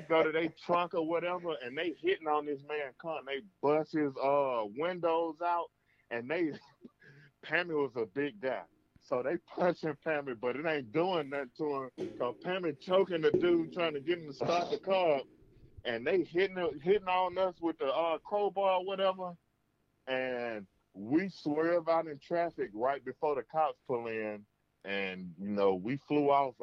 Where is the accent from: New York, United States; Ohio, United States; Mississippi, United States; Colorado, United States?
Mississippi, United States; I'm from Mississippi